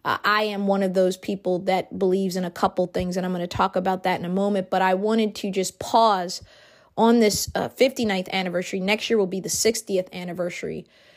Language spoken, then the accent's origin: English; United States